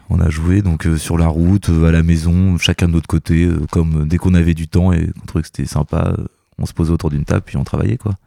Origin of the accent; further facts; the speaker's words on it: Normandy, France; on est normand, donc c'est normal que, qu'on revienne un petit peu dans, sur nos terres